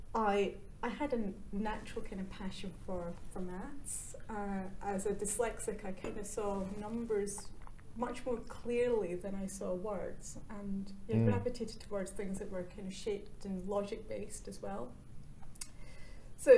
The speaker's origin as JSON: {"language": "English", "town": "Glasgow", "region": "Scotland", "country": "United Kingdom", "tie": "born or raised there", "said": "I grew up in Scotland, which is probably quite well known for shipbuilding"}